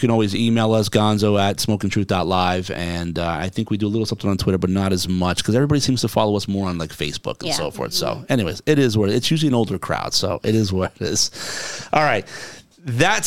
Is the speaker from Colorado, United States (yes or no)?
no; New Jersey, United States; now in Florida, United States; I was born and raised in New Jersey